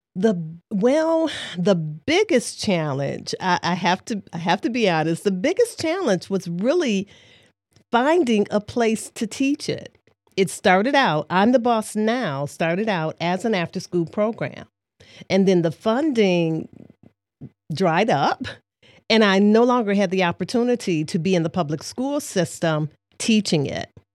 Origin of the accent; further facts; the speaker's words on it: Detroit, Michigan, United States; moved away as an adult; now in Saginaw, United States; I am from Detroit, Michigan, born and raised there before relocating to Saginaw, Michigan, approximately 21 years ago